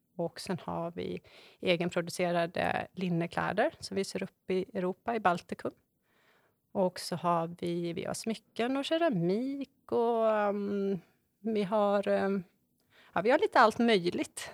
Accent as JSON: {"language": "Swedish", "town": "Borås", "region": "Västra Götaland", "country": "Sweden", "tie": "born or raised there", "moved": "as an adult", "lives_now": "Varberg, Sweden", "said": "Jag är född och uppvuxen i Borås och eh, flyttade till Varberg när jag var 21 år"}